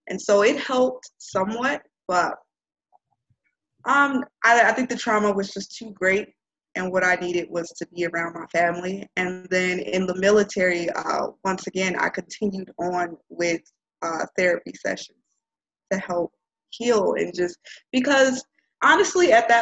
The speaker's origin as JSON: {"language": "English", "town": "Chicago", "region": "Illinois", "country": "United States", "tie": "born or raised there", "moved": "yes", "said": "growing up in Auburn Gresham, growing up surrounded by violence"}